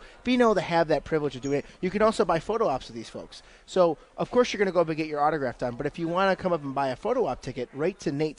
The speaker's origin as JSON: {"language": "English", "region": "Ohio", "country": "United States", "tie": "born there", "said": "and I was born in Ohio, so yes, I do follow Ohio State."}